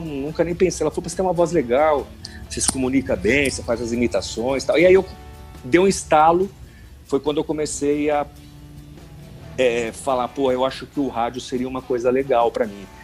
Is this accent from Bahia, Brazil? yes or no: no; São Paulo, Brazil; also born or lived in Araraquara / Itanhaém; eu sou de São Paulo, né, natural de São Paulo